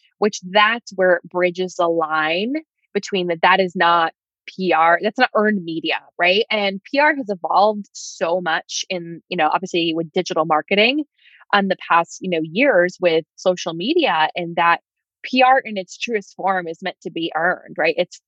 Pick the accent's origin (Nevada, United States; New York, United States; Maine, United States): New York, United States; I'm from New York